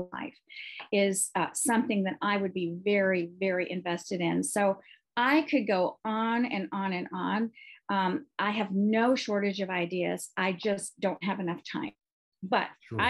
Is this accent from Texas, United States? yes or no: yes; Texas, United States; I come from Texas